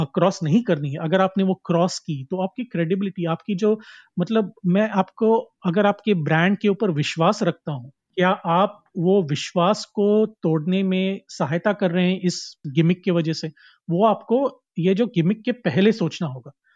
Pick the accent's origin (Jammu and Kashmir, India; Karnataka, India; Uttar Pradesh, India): Karnataka, India; मैं एक uh, कोंकणी आदमी हूँ और मैं कर्नाटका से आता हूँ